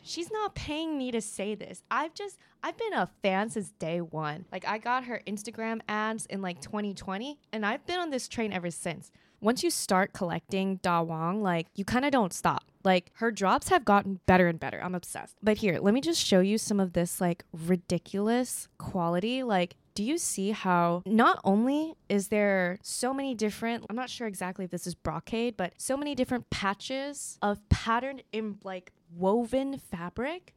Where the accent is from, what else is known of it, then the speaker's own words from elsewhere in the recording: United States; as an American